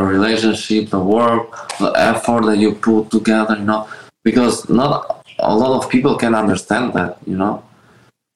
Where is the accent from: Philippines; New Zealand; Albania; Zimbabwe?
Albania; now in Miami, United States; I grew up in Albania.